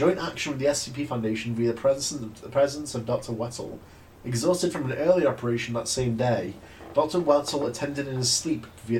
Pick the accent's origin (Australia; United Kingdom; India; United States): United Kingdom; I'm British.